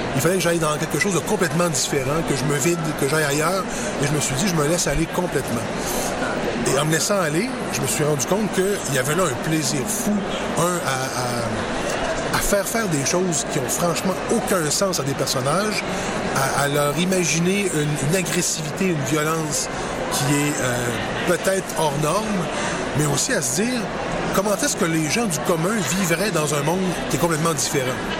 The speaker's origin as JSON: {"language": "French", "town": "Quebec City", "region": "Quebec", "country": "Canada", "tie": "born or raised there", "said": "je suis né à Québec."}